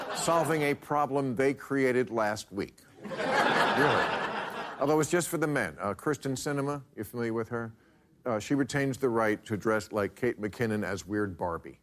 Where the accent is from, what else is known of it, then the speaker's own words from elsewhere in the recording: New Jersey, United States; my home state of New Jersey